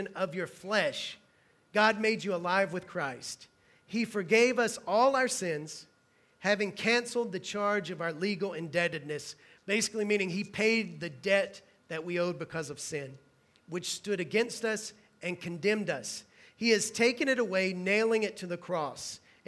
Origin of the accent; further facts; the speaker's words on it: Hueytown, Alabama, United States; where I'm from in Alabama, the only thing my town is known for is NASCAR. If you drive into my town, Hueytown, Alabama